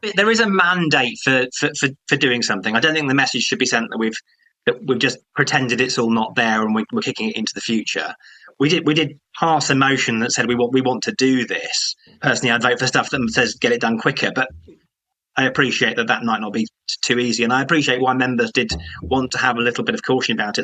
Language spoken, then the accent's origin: English; Croydon, London, United Kingdom; I'm from Croydon